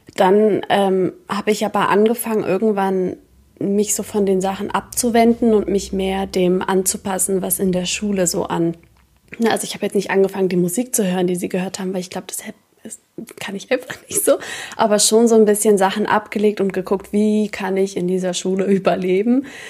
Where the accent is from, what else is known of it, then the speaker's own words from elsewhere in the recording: Berlin, Germany; Berlin, glaube ich, weil ich bin hier geboren worden. Ähm, ja, ich bin hier aufgewachsen